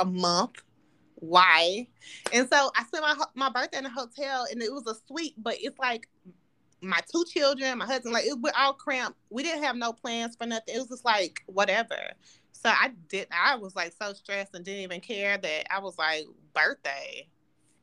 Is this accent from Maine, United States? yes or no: no; Nashville, Tennessee, United States; moved away; my family's from, we're from Nashville